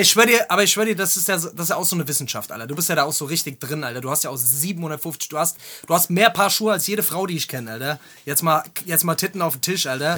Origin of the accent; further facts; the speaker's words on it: Germany; als Deutscher